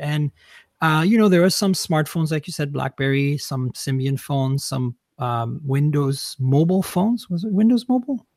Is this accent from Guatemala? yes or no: no; Grasse, Provence-Alpes-Côte d'Azur, France; moved away as an adult; also born or lived in London, Ontario, Canada / Vancouver, British Columbia, Canada; now in United States; I was born and raised in France. I left when I was in, I, right after high school, basically, to move to Canada